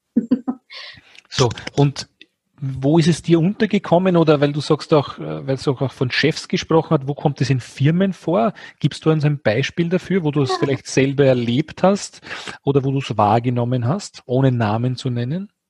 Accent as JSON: {"language": "German", "country": "Austria", "said": "Wir sind beide Österreicher"}